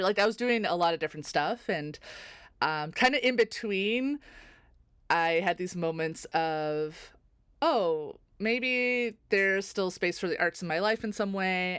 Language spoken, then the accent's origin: English; North Bay, Ontario, Canada; also born or lived in Toronto; I grew up in North Bay, Ontario